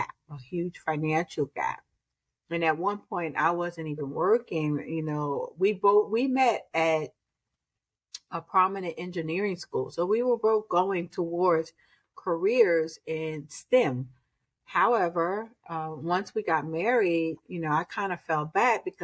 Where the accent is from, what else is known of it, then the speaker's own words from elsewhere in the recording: Newark, New Jersey, United States; I was born and raised in Newark